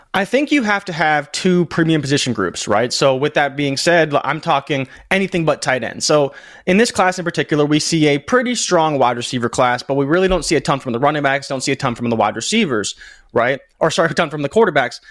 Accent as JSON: {"language": "English", "town": "Toronto", "region": "Ontario", "country": "Canada", "said": "I am from Toronto"}